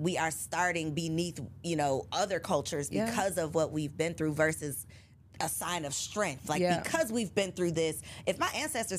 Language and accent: English; United States; I'm just American.